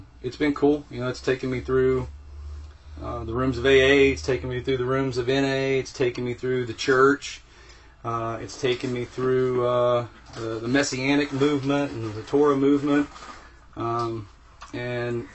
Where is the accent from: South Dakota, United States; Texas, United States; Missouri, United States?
Texas, United States; I grew up in Texas